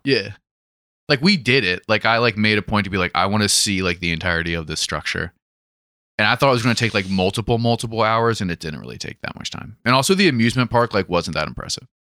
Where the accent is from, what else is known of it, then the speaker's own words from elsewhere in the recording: United States; being an American